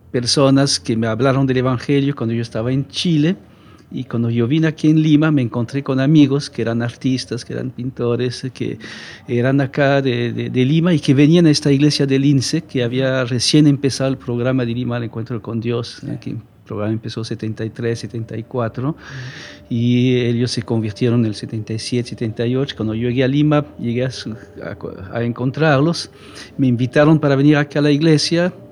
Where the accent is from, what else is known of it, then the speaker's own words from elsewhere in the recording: Romandy, Switzerland; accent: French; Spanish is a second language; por mi, mi dejo, que en realidad es francés. Pero yo no soy francés, yo soy suizo de la parte francesa de Suiza.